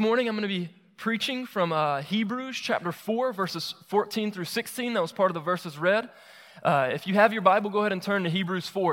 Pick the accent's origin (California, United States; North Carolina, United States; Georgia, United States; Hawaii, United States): Georgia, United States; Moultrie; moved away as an adult; also born or lived in Augusta, Georgia; move back to my hometown, Moultrie, Georgia